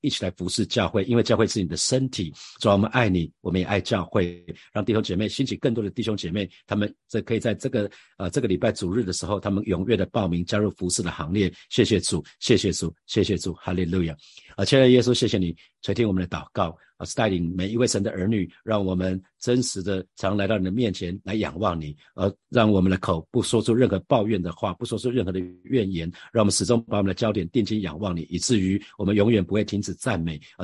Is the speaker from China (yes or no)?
no; Taiwan; 我们台湾人基本上真的是，呃，儒家思想充分发挥在台湾这块土地